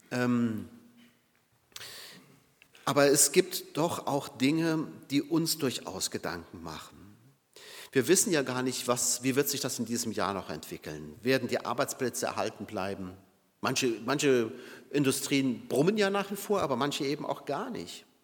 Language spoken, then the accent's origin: German; Saarbrücken, Saarland, Germany; Und ich weiß es aus meiner Heimat Saarbrücken, ähm, die, die Stadt lag ja wirklich in Schutt und Asche.